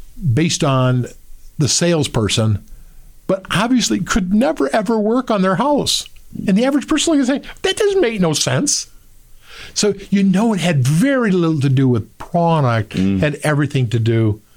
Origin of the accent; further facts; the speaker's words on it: Midwest, United States; we're here from the Midwest